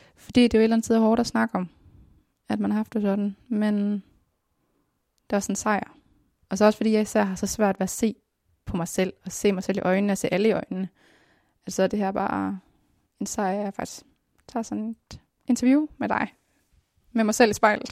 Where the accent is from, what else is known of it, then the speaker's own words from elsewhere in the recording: Denmark; also born or lived in Colombia; Jeg er dansker, jeg er dansk statsborger